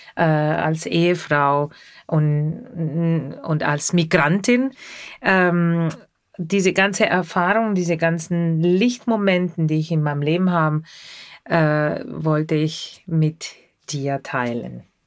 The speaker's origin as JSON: {"language": "German", "country": "Argentina", "tie": "born or raised there", "second_language": "German", "moved": "yes", "said": "Ich komme aus Argentinien und in Argentinien habe ich sehr viel Radio gehört"}